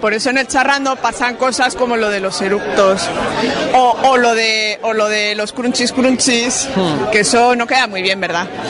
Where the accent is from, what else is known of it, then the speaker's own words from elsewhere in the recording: Basque Country, Spain; Yo soy vasco